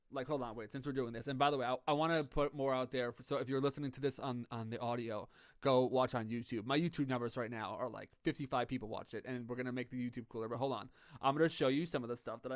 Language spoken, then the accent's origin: English; New York, United States; I'm from New York